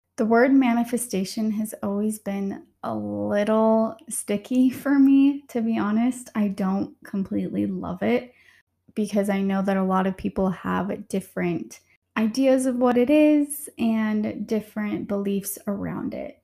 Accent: Utah, United States; growing up in Utah in a very religious um, state

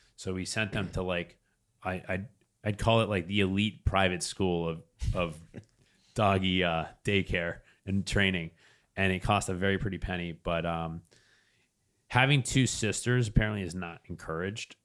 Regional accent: New Hampshire, United States; I'm from New Hampshire

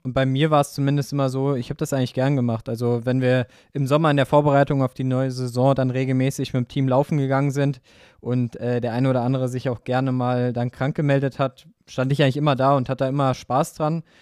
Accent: near Wiesbaden, Hesse, Germany; in Wiesbaden an meinem Heimatort

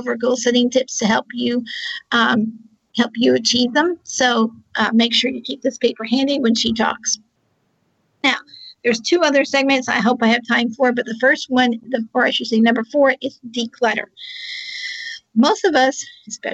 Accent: Charlottesville, Virginia, United States

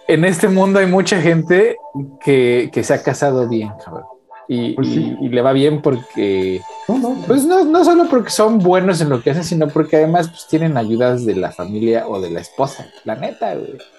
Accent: Mexico; yo como mexicano

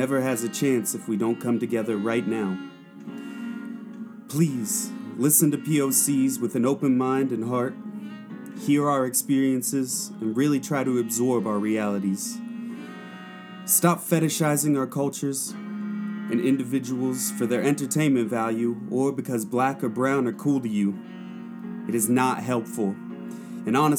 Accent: Oklahoma, United States; also born or lived in Suva, Fiji; now in Portland, United States; Growing up in Oklahoma, it's an area where there aren't a lot of brown people.

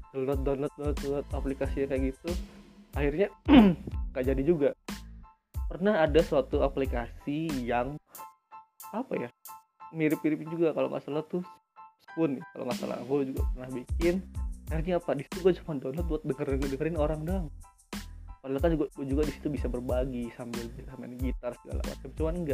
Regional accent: Bandung, West Java, Indonesia; gue dari Bandung dan gue juga mahasiswa di salah satu universitas swasta di kota Bandung.

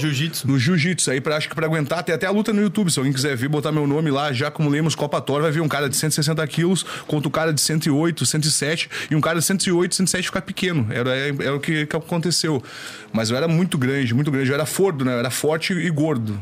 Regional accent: Brazil; sou brasileiro

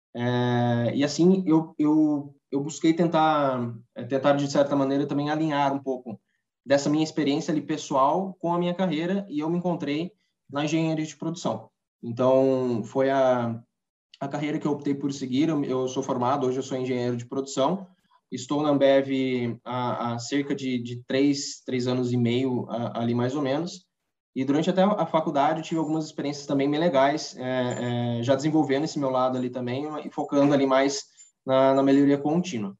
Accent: Socorro, São Paulo, Brazil; sou natural aqui de Socorro, de, que é interior de São Paulo

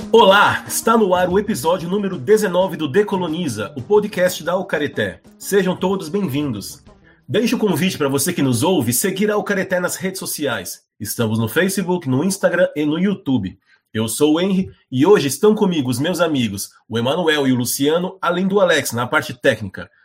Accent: Brazil; eu, como brasileiro

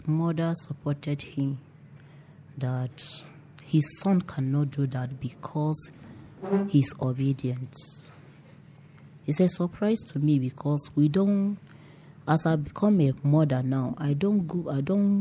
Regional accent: Toro, Bauchi, Nigeria; I grew up at Bauchi State at Toro local government

